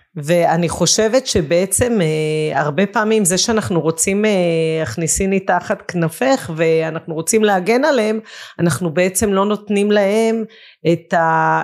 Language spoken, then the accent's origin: Hebrew; Israel; גדלתי בקיבוץ